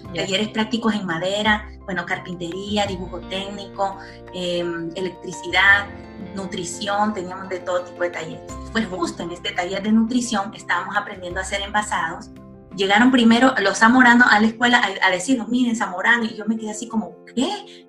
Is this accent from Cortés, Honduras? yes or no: no; Tegucigalpa, Francisco Morazán, Honduras; moved away as an adult; now in Guayaquil, Ecuador; nací en Tegucigalpa, Honduras, en el seno de una familia humilde y trabajadora